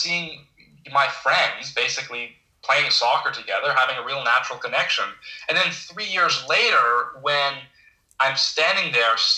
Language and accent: English; Ottawa, Ontario, Canada; I grew up in Ottawa